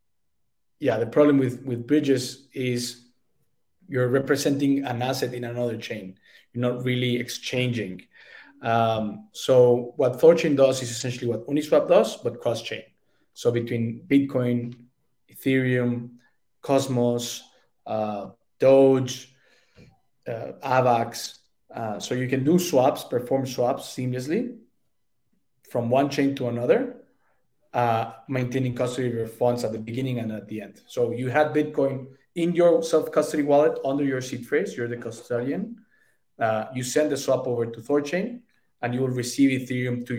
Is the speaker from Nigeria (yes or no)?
no; Mexico; I'm from Mexico. I'm very proud of our culture